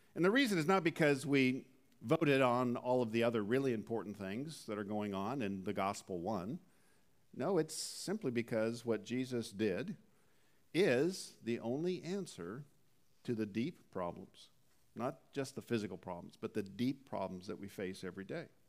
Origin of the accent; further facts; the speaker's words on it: Southern California, United States; also born or lived in Canada; being from Southern California for the better part of three decades, even though originally I was from Canada